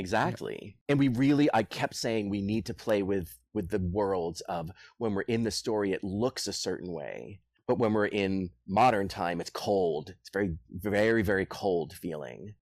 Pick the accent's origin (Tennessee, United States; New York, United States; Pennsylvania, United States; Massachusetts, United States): Massachusetts, United States; Boston; I'm from Boston